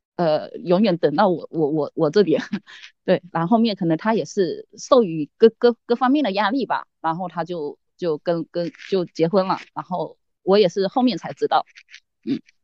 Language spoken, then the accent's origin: Chinese; Fujian, China; 我来自福建